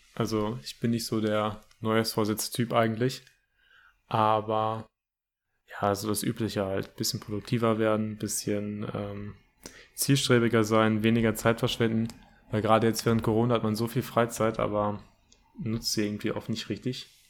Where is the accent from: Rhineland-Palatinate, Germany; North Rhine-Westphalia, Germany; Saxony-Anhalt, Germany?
North Rhine-Westphalia, Germany; Bochum; also ich komme auch aus Bochum, also aus der Nähe von Herne äh, auch aus dem Ruhrgebiet